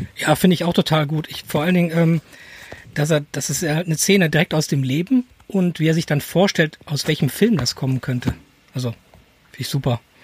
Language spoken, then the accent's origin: German; edge of the Ruhr area, North Rhine-Westphalia, Germany; ich komme aus dem Rand vom Ruhrgebiet